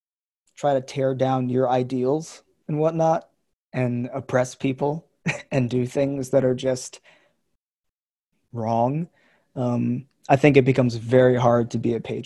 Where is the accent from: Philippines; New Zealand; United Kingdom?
Philippines; born there; But, you know, I was born in the Philippines.